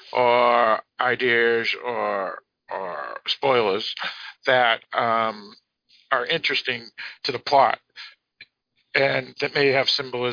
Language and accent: English; United States; I'm an American